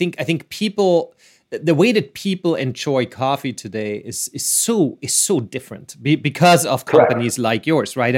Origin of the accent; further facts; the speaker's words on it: Vienna, Austria; I'm from Vienna, I'm from Austria